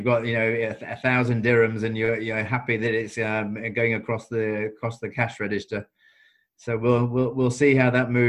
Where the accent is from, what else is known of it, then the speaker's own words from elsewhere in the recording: Chesterfield, East Midlands, United Kingdom; So I grew up in Chesterfield.